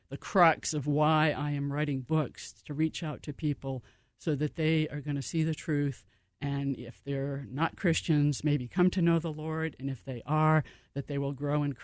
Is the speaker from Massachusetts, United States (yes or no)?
yes; Cape Cod, Massachusetts, United States; moved away; We grew up in Cape Cod, Massachusetts, so on the ocean